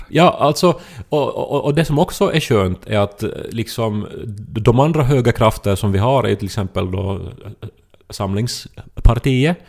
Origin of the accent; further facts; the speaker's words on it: Ostrobothnia, Finland; jag är uppväxt i Österbotten